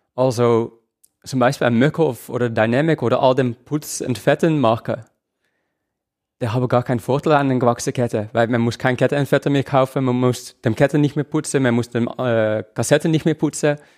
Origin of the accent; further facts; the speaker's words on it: Netherlands; now in Switzerland; Also, ich lebe in der Schweiz, ich komme aus den Niederlanden